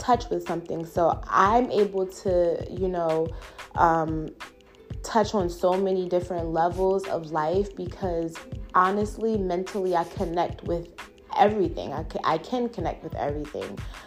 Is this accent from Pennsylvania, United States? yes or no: yes; Philadelphia, Pennsylvania, United States; I'm from Philly, West Philly to be exact